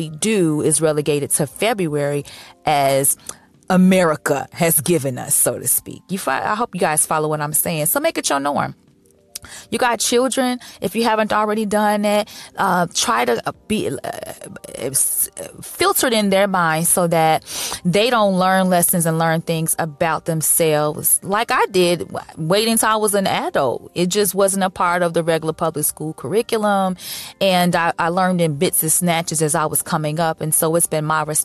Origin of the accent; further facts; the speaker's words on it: Chicago, Illinois, United States; moved away as an adult; now in Los Angeles, United States; my church back in my hometown, Chicago